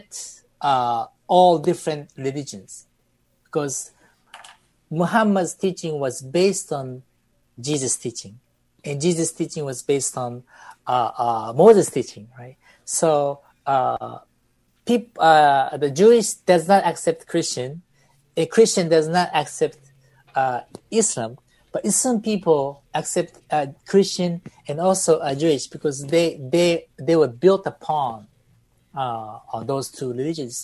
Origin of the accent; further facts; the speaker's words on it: Beirut, Beirut Governorate, Lebanon; moved away; I was raised in Lebanon, Beirut